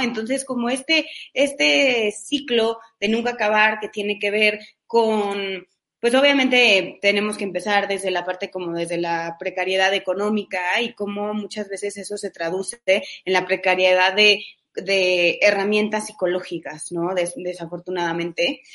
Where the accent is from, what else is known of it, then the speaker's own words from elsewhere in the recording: Mexico; siendo mexicanos